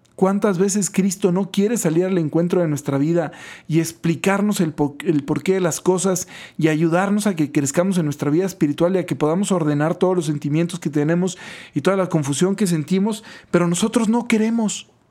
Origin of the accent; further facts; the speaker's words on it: Guaymas, Sonora, Mexico; crecí en Guaymas y, y vivía muy cerca del mar